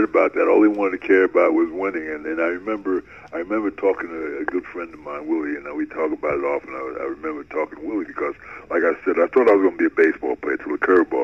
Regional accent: Newark, New Jersey, United States; moved away as an adult; also born or lived in California; And I grew up in Newark, New Jersey, and I was a big baseball fan.

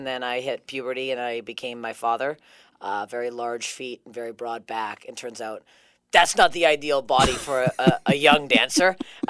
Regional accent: Toronto, Ontario, Canada; I am born and raised in Toronto. Ontario, Canada, yeah.

